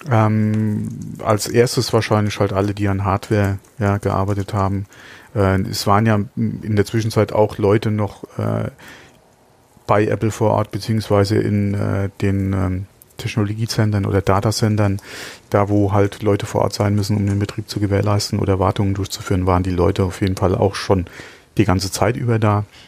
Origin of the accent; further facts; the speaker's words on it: Germany; bei uns in Deutschland